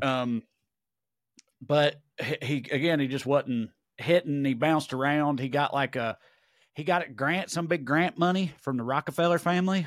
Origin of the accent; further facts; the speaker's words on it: Tennessee, United States; I'm a Tennessee guy